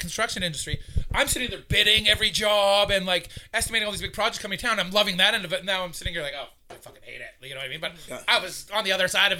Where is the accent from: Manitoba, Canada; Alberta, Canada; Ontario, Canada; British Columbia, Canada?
British Columbia, Canada; Fraser Valley; I'm from out of town, right? I came from the Fraser Valley.